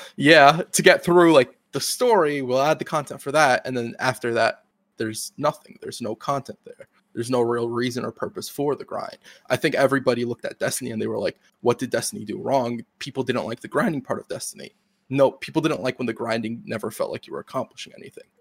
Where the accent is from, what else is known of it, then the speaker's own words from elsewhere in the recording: United States; I'm an American